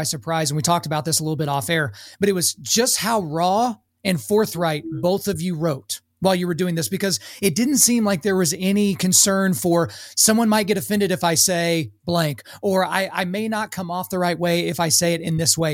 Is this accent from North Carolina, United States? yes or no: no; Lawton, Oklahoma, United States; I grew up in Lawton, Fort Sill.